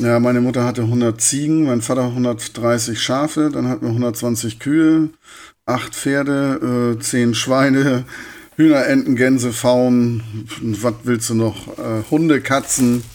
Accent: Hartenholm, Schleswig-Holstein, Germany; also born or lived in Hamburg / Corsica; now in Darmstadt, Germany; Und dann bin ich in Hartenholm gelandet.

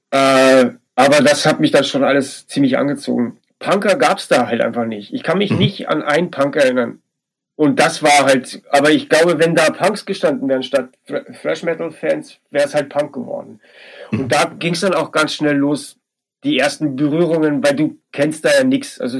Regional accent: Bavaria, Germany; Leben in Passberg, das war der diese, diese kleine Ort in Bayern, in der Oberpfalz, wo ich groß geworden bin, war ja alles andere als wild.

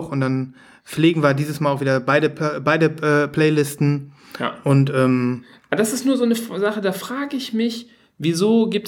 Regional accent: Düsseldorf, North Rhine-Westphalia, Germany; Dann fragen die, wo kommt ihr her? Dann sagen wir aus Düsseldorf

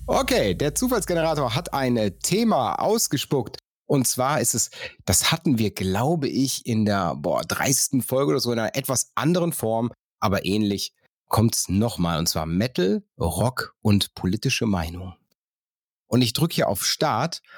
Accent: North Rhine-Westphalia, Germany; ich komme vom Niederrhein

